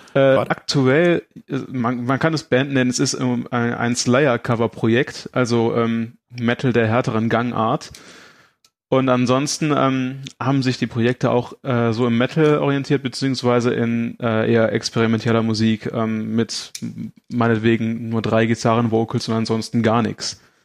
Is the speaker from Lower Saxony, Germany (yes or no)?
no; Aachen, North Rhine-Westphalia, Germany; ich komme aus Aachen